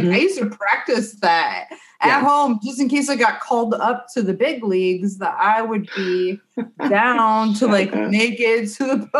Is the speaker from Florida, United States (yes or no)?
no; outside Chicago, Illinois, United States; I grew up outside Chicago